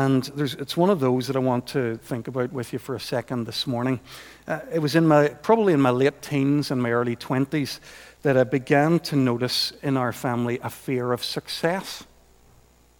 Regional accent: Portadown, Northern Ireland, United Kingdom; growing up in Portadown in the 70s, as I did, when you had parents called Lutz and Ermgard

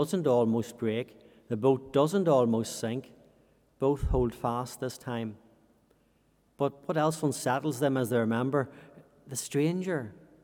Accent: Fermanagh, Northern Ireland, United Kingdom; also born or lived in Uganda; I grew up in Fermanagh beside a lake.

